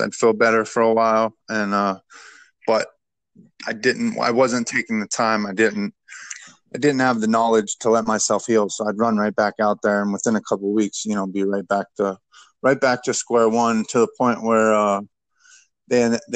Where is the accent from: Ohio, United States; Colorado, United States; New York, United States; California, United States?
Ohio, United States; Youngstown; I'm from a little blue-collar steel town from Youngstown, Ohio. It's the northeast tip of Ohio